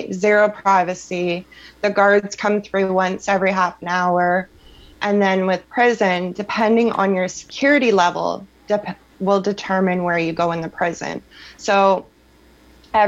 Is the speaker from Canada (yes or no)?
yes; Sarnia, Ontario, Canada; Sarnia Jail in my hometown